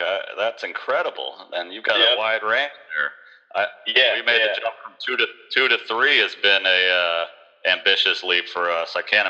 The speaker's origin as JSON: {"language": "English", "town": "Miami", "region": "Florida", "country": "United States", "tie": "born or raised there", "said": "I grew up in Miami"}